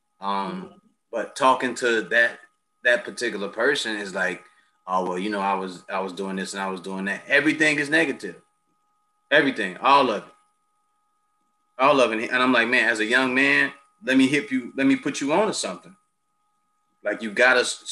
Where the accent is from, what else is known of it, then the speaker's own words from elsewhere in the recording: United States; as a Black man growing up in America